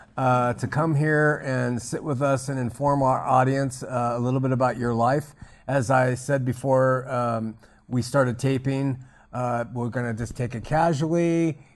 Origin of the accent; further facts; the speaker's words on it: Huntington Beach, California, United States; now in Utah, United States; growing up in Huntington Beach